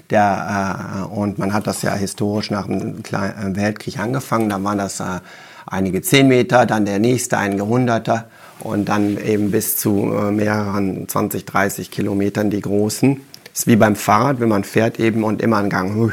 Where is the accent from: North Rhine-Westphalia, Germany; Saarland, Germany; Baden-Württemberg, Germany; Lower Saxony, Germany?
North Rhine-Westphalia, Germany; Wuppertal; ich bin ja in Wuppertal geboren und habe da Abi gemacht, habe dann Physik studiert in München und Paris